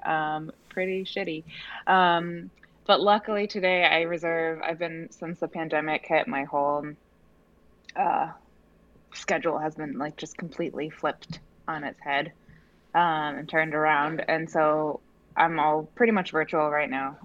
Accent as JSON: {"language": "English", "region": "Oregon", "country": "United States", "tie": "born or raised there", "moved": "as an adult", "lives_now": "New York City, United States", "said": "I grew up in Oregon, um, and I moved to New York about 14, going on 14 years ago to, to school"}